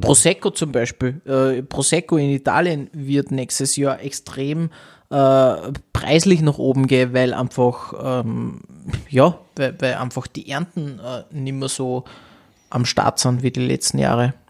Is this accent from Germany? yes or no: no; Austria; bei uns in Österreich